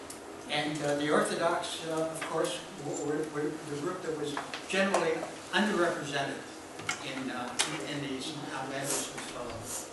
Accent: Chicago, Illinois, United States; I grew up in Chicago

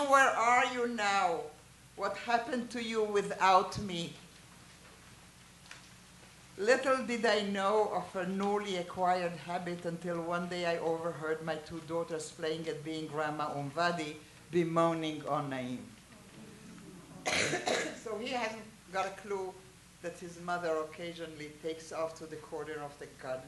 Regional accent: Haifa, Haifa District, Israel; I was raised in Haifa. I have family living there

